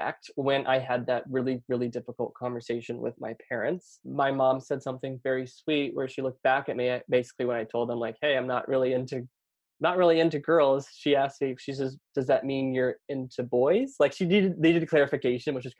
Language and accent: English; Lake Wales, Florida, United States; I grew up in small town Florida, Lake Wales, Polk County